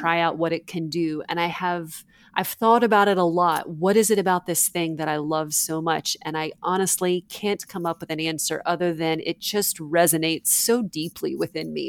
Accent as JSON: {"language": "English", "region": "Alabama", "country": "United States", "tie": "born or raised there", "said": "I grew up in Alabama"}